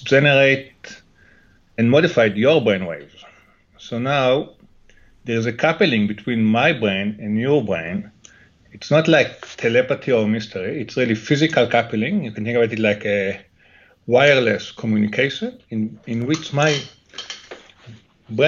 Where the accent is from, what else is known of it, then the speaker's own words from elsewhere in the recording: Jerusalem, Jerusalem District, Israel; English is a second language; moved away; I grew up in Jerusalem, in Israel